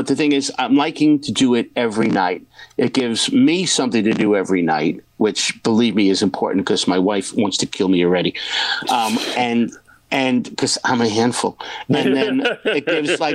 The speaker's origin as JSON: {"language": "English", "town": "New York City", "region": "New York", "country": "United States", "also_born_or_lived": "Point Pleasant", "said": "I'm from Brooklyn, New York"}